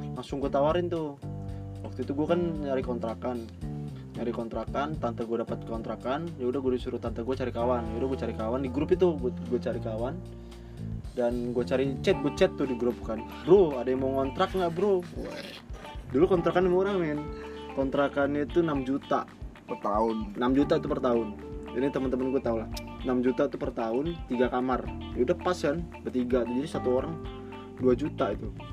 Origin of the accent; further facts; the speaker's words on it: Bandar Lampung, Lampung, Indonesia; moved away as an adult; now in Yogyakarta, Indonesia; di daerah gua ya, di Lampung